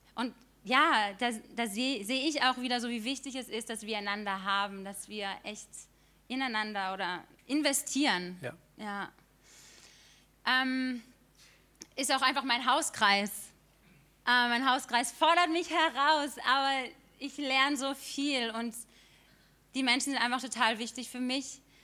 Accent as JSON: {"language": "German", "town": "Stühlingen", "region": "Baden-Württemberg", "country": "Germany", "tie": "born or raised there", "moved": "as an adult", "lives_now": "Karlsruhe, Germany", "said": "ich bin 25 Jahre alt und ich bin in Stühlingen geboren worden"}